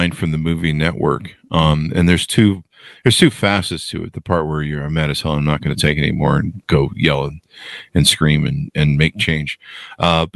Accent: United States; I see myself as an American

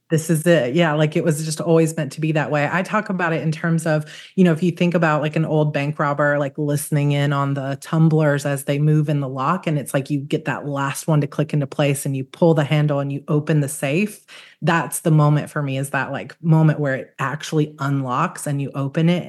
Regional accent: Georgia, United States; I grew up in Georgia

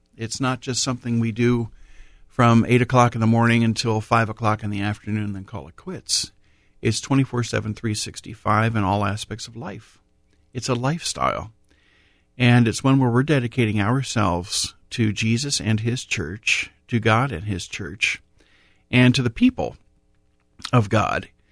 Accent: Columbus, Ohio, United States; Born and raised in Columbus, baptized at Corpus Christi Parish in the south end of Columbus

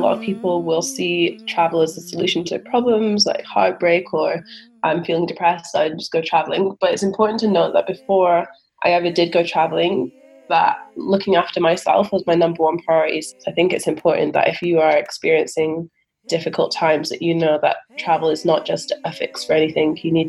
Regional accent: Scotland, United Kingdom; Yeah, for sure. I think just because, you know, that's where I grew up. And in terms of African culture, I've been more brought up with the Scottish culture than with the African culture.

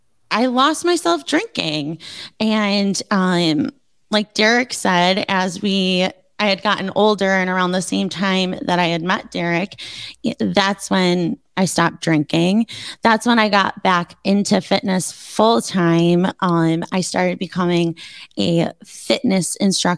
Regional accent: Buffalo, New York, United States; I grew up in the South Towns, which is, so he was a North Town kid. I was a South Town kid

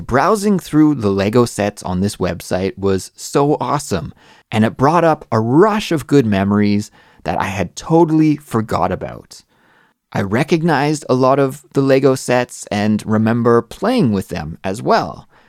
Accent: Canada; moved away as an adult; now in Seoul, South Korea; I'm a Canadian English teacher that lives in Seoul, South Korea.

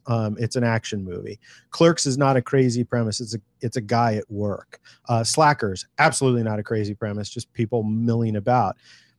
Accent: California, United States; I was born and raised here in California, but I had no family members, no friends, nobody who was in the film industry

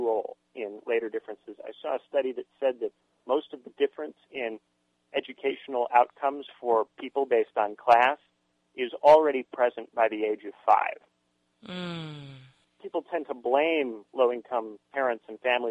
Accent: Indiana, United States; moved away; my home state of Indiana.

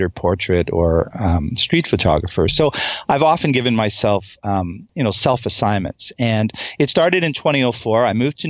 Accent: Montreal, Quebec, Canada; moved away as an adult; now in United States; as a kid growing up in Montreal

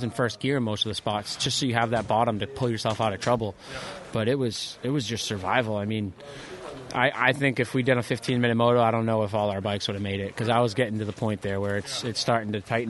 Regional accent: East Coast, United States; I'm from the East Coast

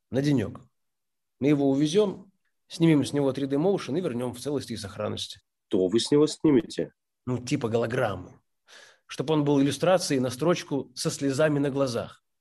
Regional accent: Kyiv, Ukraine; now in Tallinn, Estonia; Я из Киева, но уже энное количество лет живу в Таллине.

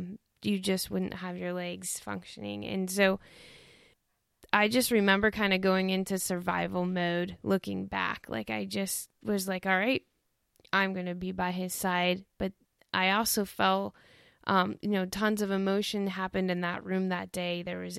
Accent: Toledo, Ohio, United States; now in Dayton, United States; I grew up in Toledo and we moved down to Dayton.

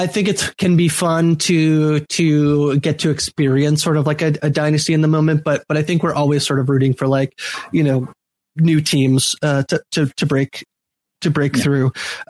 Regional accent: Limerick, Munster, Ireland; I grew up in Limerick. I always have to play for Limerick, or if I move to Wicklow, I can now play for Wicklow.

